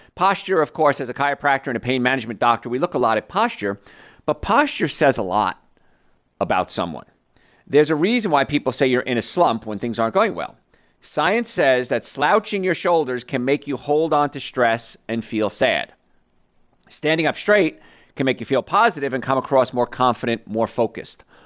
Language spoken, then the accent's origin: English; around New York, United States; I grew up around New York